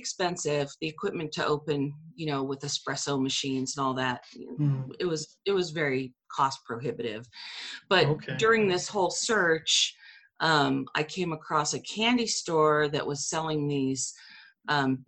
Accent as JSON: {"language": "English", "town": "San Diego", "region": "California", "country": "United States", "tie": "born or raised there", "moved": "as an adult", "lives_now": "Herriman, United States", "said": "growing up in San Diego"}